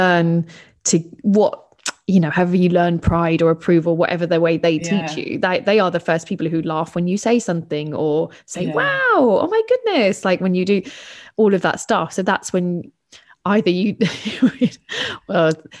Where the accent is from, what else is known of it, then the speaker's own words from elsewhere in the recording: London, United Kingdom; I was brought up in London